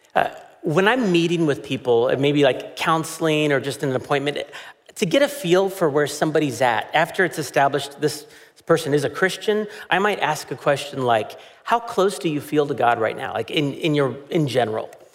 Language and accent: English; United States; as an American